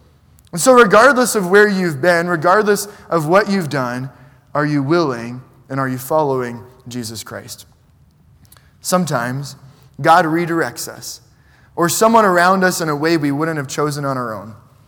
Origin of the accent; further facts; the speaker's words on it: New York City, New York, United States; I grew up in New York City, and my parents aren't from there.